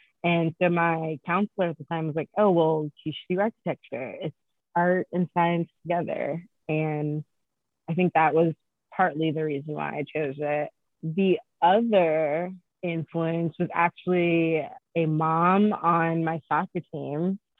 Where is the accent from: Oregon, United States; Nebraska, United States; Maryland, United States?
Maryland, United States; DC area; also born or lived in Hagerstown, Maryland; I'm also from Maryland, DC area